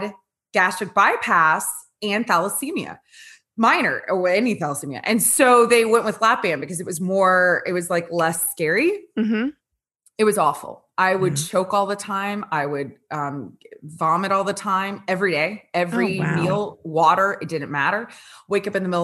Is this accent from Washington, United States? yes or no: no; Louisiana, United States; I was born and raised in Louisiana